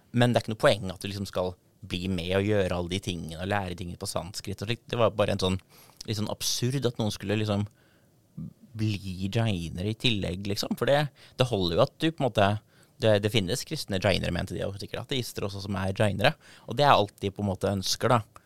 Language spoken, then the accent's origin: Norwegian; Darbu, Buskerud, Norway; døpt i, i Fiskum gamle kirke, som er en gammel 1200-tallskirke på tettstedet Darbu, som er der jeg kommer fra